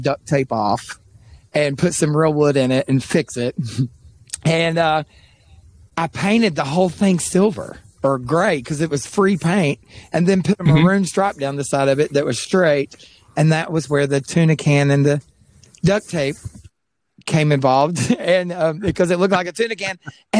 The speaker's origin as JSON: {"language": "English", "region": "East Tennessee", "country": "United States", "tie": "born or raised there", "said": "I grew up in East Tennessee"}